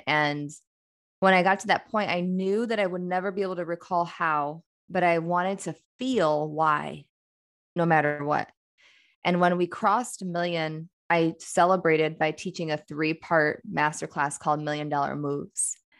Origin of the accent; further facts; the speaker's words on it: Midwest, United States; I'm a woman from the Midwest